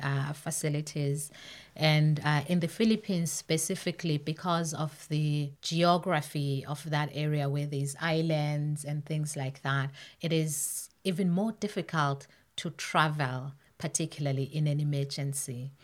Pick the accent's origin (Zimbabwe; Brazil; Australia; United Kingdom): Zimbabwe; moved away as an adult; now in Canada; I was born and raised in Zimbabwe